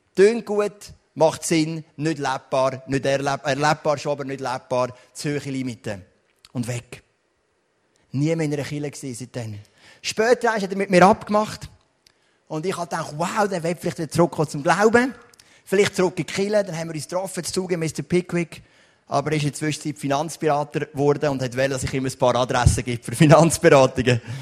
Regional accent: Switzerland; bin ich aufgewachsen in Rockkreuz

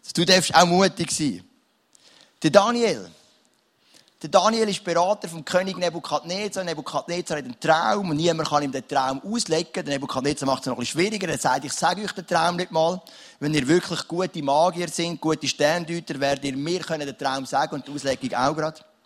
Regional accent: Switzerland; ich bin so froh, lebe ich in der Schweiz

